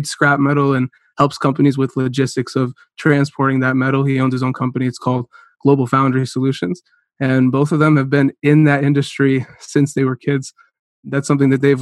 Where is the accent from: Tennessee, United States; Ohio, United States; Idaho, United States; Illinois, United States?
Ohio, United States; Concord; also born or lived in Chardon, Ohio / Cleveland, Ohio; I grew up in Cleveland, Ohio.